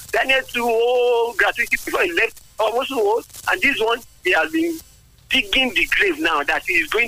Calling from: Ogun State, Nigeria; I'm calling from Songo.

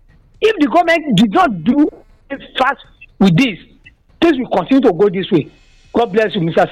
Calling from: Nigeria; from Isayake.

